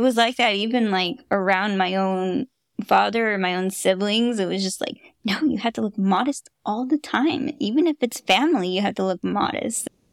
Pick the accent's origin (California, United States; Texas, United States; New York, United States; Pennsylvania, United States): California, United States; Fremont; also born or lived in Hayward, California; I've been a Bay Area girl my whole life. I, I grew up in Fremont, Hayward